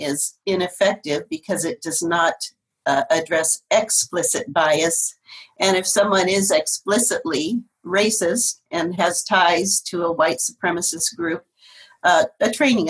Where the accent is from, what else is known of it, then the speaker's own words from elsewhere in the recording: Portland, Oregon, United States; moved away as an adult; also born or lived in Cheyenne, Wyoming / Denver, Colorado / Santa Maria, California / Des Moines, Washington; now in East Pierce County, United States; I am from Portland originally, and I lived there through my high school years, so born and raised.